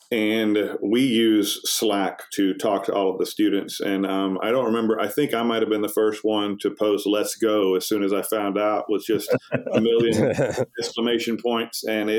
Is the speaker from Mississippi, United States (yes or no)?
yes; Laurel, Mississippi, United States; moved away as an adult; also born or lived in Texas; now in Alabama, United States; I'm originally from Mississippi. I'm Laurel, Mississippi, and went to University of Southern Mississippi.